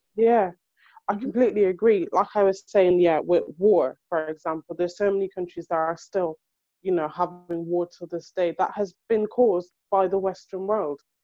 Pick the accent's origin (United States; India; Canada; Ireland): Ireland; now in United Kingdom; I was born and raised in Europe to start off with, so I didn't really live back home, like in Africa, as they say. So my home is Ireland